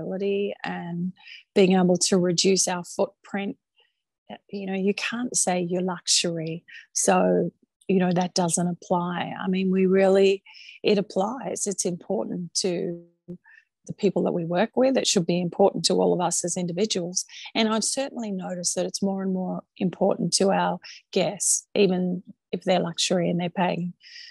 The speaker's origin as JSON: {"language": "English", "country": "Australia", "also_born_or_lived": "China / Chicago", "accent": "Australian", "moved": "as an adult", "lives_now": "New York, United States", "said": "I'm proud to be Australian."}